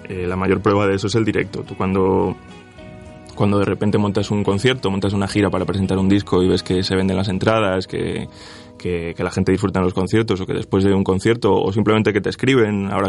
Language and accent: Spanish; Switzerland; born there; Yo nací en Suiza, mis padres tuvieron que emigrar, como tantísima gente, para, para buscarse la vida.